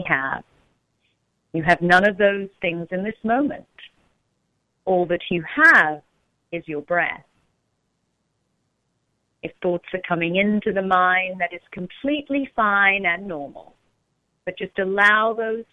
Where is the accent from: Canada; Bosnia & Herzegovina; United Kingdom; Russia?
United Kingdom; London; now in Orange County, United States; I'm actually from London